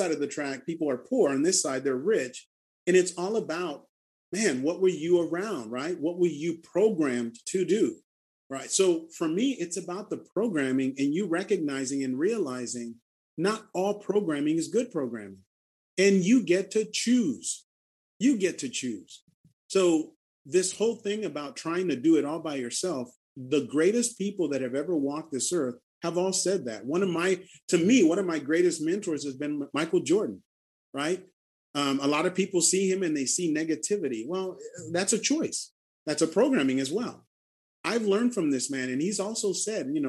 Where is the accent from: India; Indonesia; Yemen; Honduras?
Honduras; moved away; an orphanage that I've been helping support back in my home country